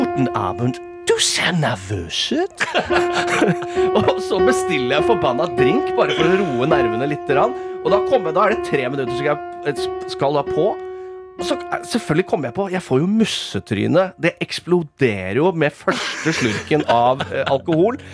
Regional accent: Rakkestad, Østfold, Norway; i Rakstad, min hjemby

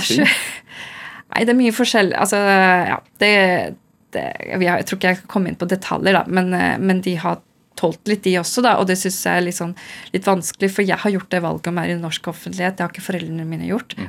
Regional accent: Oslo, Norway; first language Urdu; jeg er født i Norge

